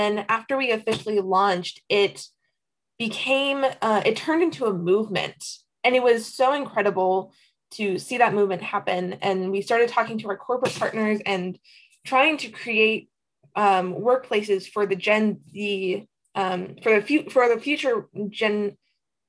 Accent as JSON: {"language": "English", "town": "Tacoma", "region": "Washington", "country": "United States", "said": "I'm from Tacoma, Washington"}